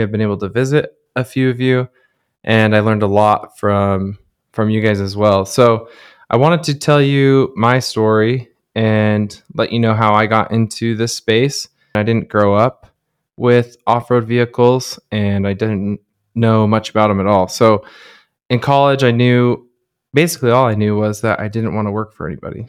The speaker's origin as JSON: {"language": "English", "region": "Southern Utah", "country": "United States", "tie": "born or raised there", "said": "growing up in Southern Utah, that's, it's an outdoor mecca."}